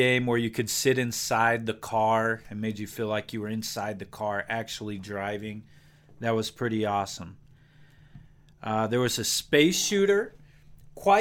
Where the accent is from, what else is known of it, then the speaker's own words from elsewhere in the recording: Gering, Nebraska, United States; also born or lived in Laramie, Wyoming; we moved away from Laramie, we moved to a small town called Gearing, Nebraska